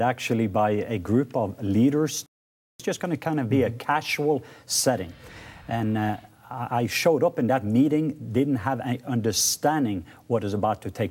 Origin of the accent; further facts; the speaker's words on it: Norway; I'm from Norway